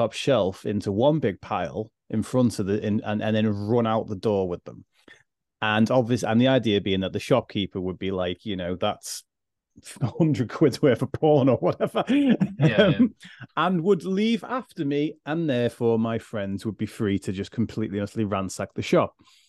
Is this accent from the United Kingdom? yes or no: yes; Liverpool, North West England, United Kingdom; my accent's a little bit softer than it used to be these days, but I am actually from Liverpool and I went to the 14th worst school in the country.